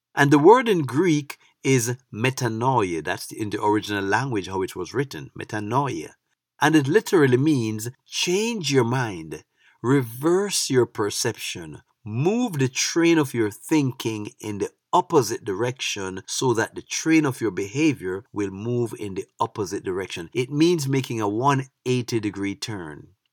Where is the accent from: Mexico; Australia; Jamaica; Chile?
Jamaica; moved away as an adult; now in United States; As a young man growing up in Jamaica, I was never affiliated as a P N P or a G L P either